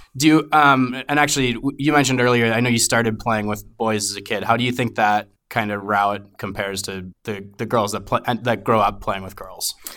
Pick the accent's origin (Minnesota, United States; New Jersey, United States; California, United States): Minnesota, United States; I'm a Minnesotan